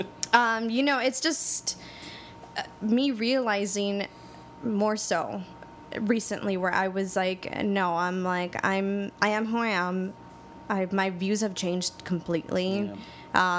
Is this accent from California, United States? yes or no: yes; Los Angeles, California, United States; I grew up in Highland Park